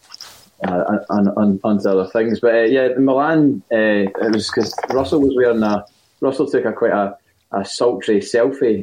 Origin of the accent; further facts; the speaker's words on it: Glasgow, Scotland, United Kingdom; I am from Glasgow